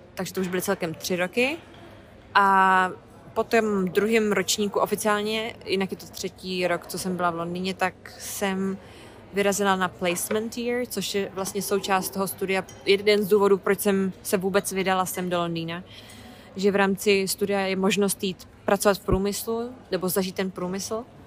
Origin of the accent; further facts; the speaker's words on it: Hradec Králové, Hradec Králové Region, Czechia; moved away as an adult; now in London, United Kingdom; V Mým rodném Hradci